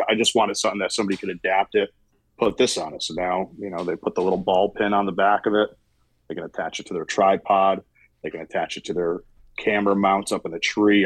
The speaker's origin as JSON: {"language": "English", "region": "Massachusetts", "country": "United States", "moved": "as an adult", "lives_now": "Hopewell Junction, United States", "said": "I'm from Massachusetts"}